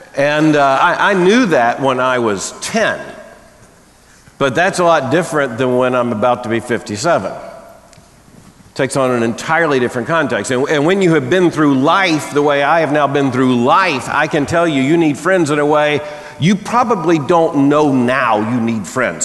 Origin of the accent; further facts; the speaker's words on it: the South, United States; I grew up deep in the Southern Baptist Convention, which meant deep in Southern culture, and Southern culture is not friendly to the linguistic construction known as a diphthong.